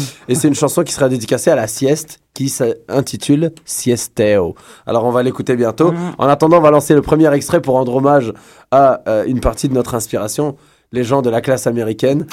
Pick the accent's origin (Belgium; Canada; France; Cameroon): Canada; Quebec; nous sommes Québécois